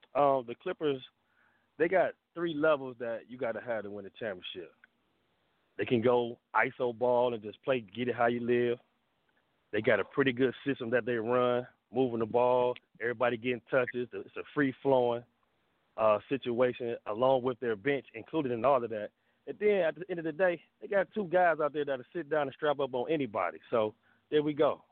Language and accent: English; Cleveland, Ohio, United States; now in Georgia, United States; I am from Cleveland. I just live in Georgia